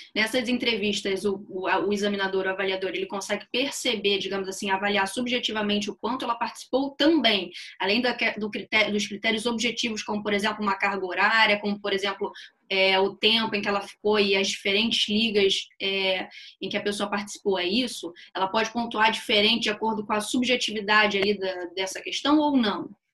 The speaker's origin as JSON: {"language": "Portuguese", "region": "Rio de Janeiro", "country": "Brazil", "said": "eu formei na UFRJ, né, aqui no Rio, sou do Rio"}